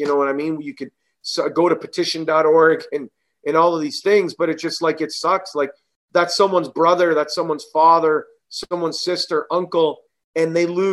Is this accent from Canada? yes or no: yes; Canada; growing up in Canada, it's a bilingual country. We speak French, we're Italian, we speak Italian